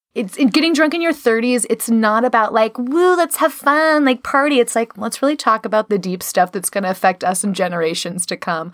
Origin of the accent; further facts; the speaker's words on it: Chicago, Illinois, United States; moved away; I, I'm from Chicago originally